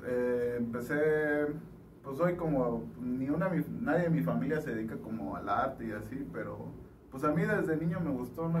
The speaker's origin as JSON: {"language": "Spanish", "area": "Juchitán", "region": "Oaxaca", "country": "Mexico", "tie": "born or raised there", "said": "yo soy una persona de Wichita, nací en la cuarta"}